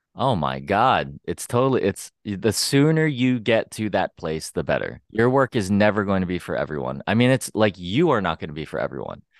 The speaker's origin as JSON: {"language": "English", "region": "Pennsylvania", "country": "United States", "also_born_or_lived": "San Francisco", "moved": "as an adult", "lives_now": "Los Angeles, United States", "said": "I'm from Pennsylvania."}